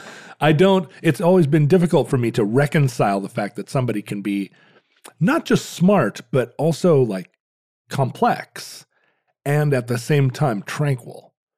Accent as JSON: {"language": "English", "region": "Alaska", "country": "United States", "tie": "born or raised there", "said": "Growing up in Alaska"}